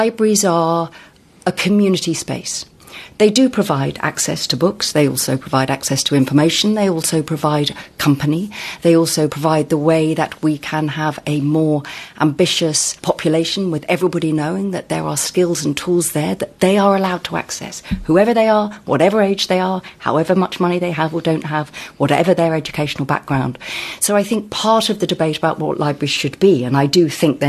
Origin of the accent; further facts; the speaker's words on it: Sussex, South East England, United Kingdom; I come from Sussex